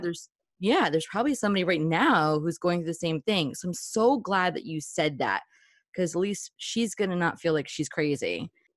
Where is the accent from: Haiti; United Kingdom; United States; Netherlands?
United States; New Jersey; I'm from New Jersey, and we're, like, raised to be